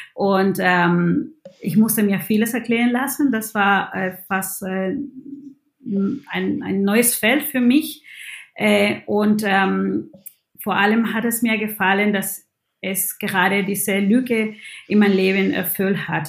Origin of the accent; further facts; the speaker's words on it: Peru; German is a second language; now in Germany; ich bin Peruanerin